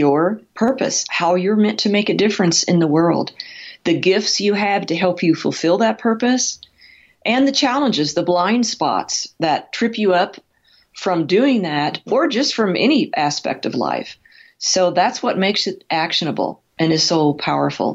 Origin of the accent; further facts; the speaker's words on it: Midwest, United States; also born or lived in California; now in Colorado, United States; I was raised in the Midwest, not with horses